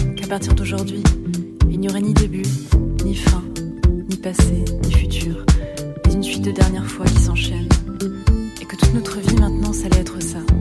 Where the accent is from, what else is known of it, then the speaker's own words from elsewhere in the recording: Rezé, Pays de la Loire, France; je viens de Rezé, à côté de Nantes, donc je viens de l'Ouest